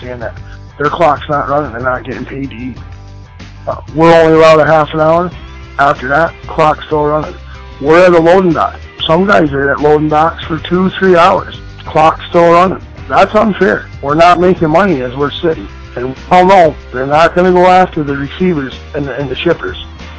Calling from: Vermont, United States; I'm calling from Vermont.

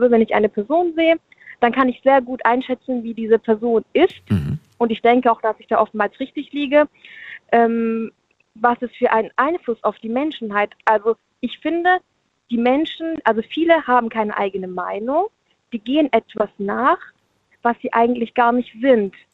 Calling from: Munich, Bavaria, Germany; Also ich bin, ich bin aus München und ich habe jetzt ein bisschen mitgehört

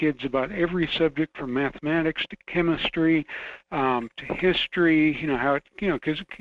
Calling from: Fairbanks, Alaska, United States; Hello, Michael. … from Fairbanks.

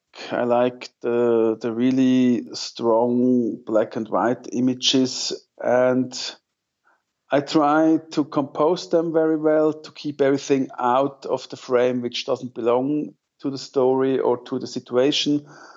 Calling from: Zug, Switzerland; English is a second language; I'm calling from the center of Switzerland. I'm based in Zug. That's between Zurich and Lucerne, for those who know Switzerland a little bit.

